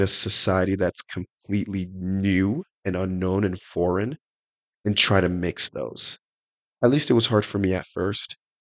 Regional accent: Salt Lake City, Utah, United States; also born or lived in Nigeria; I was uh, born in Nigeria. I was raised around Salt Lake.

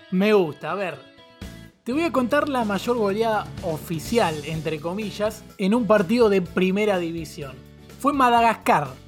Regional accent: San Luis, Argentina; Eh, tengo 20 años y soy de San Luis, capital.

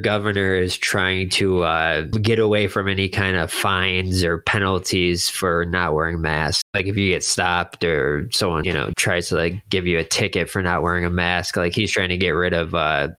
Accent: Seminole, Florida, United States; I grew up in Seminole.

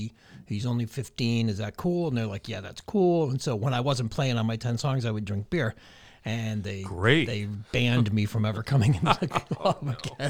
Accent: Agawam, Massachusetts, United States; Agawam, Massachusetts.

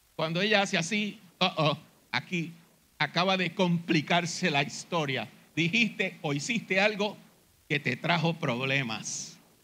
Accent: Puerto Rico; nuestros hermanos en las iglesias evangélicas de Puerto Rico

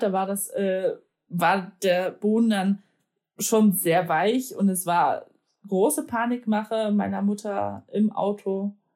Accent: Poland; moved away; als Polin

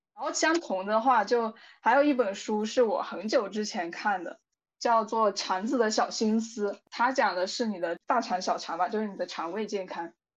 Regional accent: southern China, China; 因为我是南方人嘛

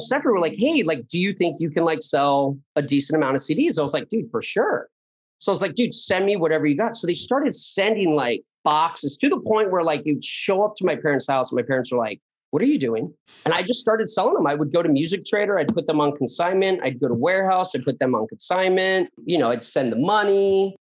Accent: Poway, California, United States; I grew up in Poway. Yeah. And, uh, I was, I guess you can say, just the quintessential Southern California kid

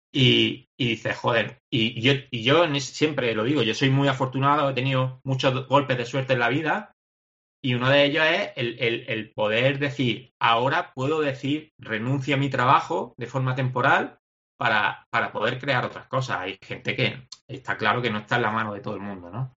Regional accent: Granada, Andalusia, Spain; nosotros somos de Granada

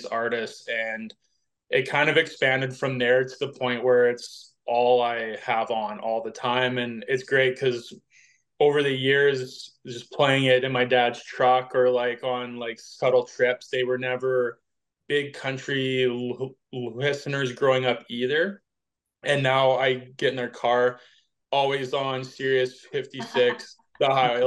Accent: Vernon, British Columbia, Canada; I grew up in Vernon, BC

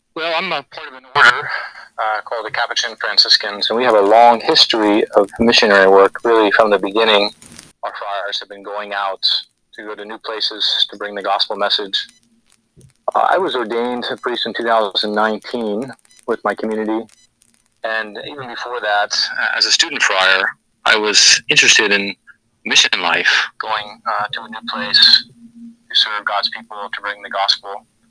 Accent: United States; moved away as an adult; now in Papua New Guinea; as an American, as a Westerner

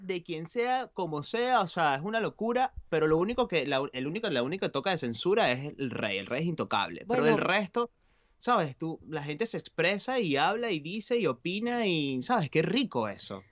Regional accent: Valencia, Carabobo, Venezuela; moved away as an adult; also born or lived in Buenos Aires, Argentina; now in Galicia, Spain; yo crecí en un apartamento en Valencia

